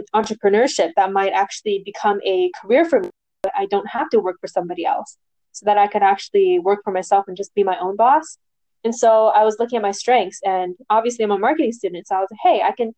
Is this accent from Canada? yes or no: yes; Vancouver, British Columbia, Canada; I'm from Vancouver, BC, Canada.